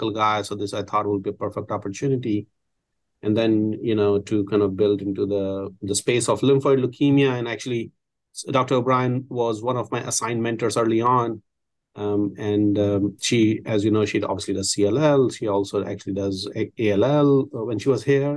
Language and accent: English; India; moved away as an adult; also born or lived in Milwaukee, Wisconsin; now in Houston, United States; I grew up in India. I graduated from India Medical School.